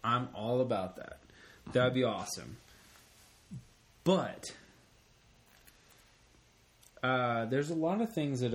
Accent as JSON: {"language": "English", "town": "Memphis", "region": "Tennessee", "country": "United States", "tie": "born or raised there", "also_born_or_lived": "New York", "said": "I claim the South. I mean, I was born in New York. I grew up I was a kid in Memphis."}